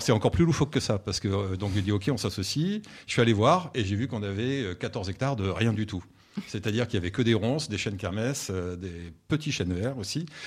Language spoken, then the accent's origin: French; Bordeaux, Nouvelle-Aquitaine, France; moved away; also born or lived in Limoux / Rhône Valley; je suis bordelais d'origine